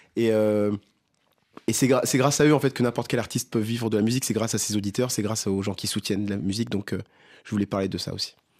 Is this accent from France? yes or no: no; Mozambique; moved away; Je viens du Mozambique, donc chanter en portugais, chanter en makua